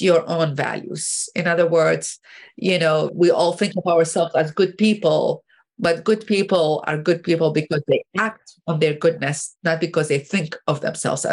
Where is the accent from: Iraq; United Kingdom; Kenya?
Iraq; Baghdad, Baghdad Governorate; moved away as an adult; now in United States; I grew up in Baghdad, Iraq